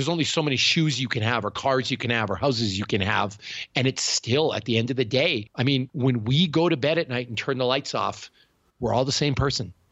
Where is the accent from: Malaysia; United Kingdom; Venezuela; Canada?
Canada; accent: Canadian; I'm Canadian, I'm weird, I talk with an accent